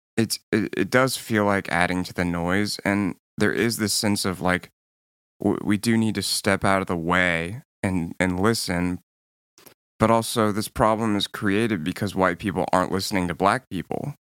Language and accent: English; Nashville, Tennessee, United States; moved away; away from my hometown while there were protests happening in it